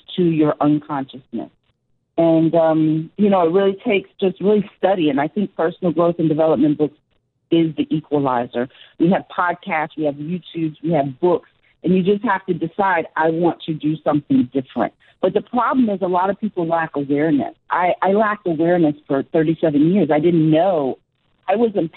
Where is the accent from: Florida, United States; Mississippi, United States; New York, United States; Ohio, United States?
New York, United States; as a New Yorker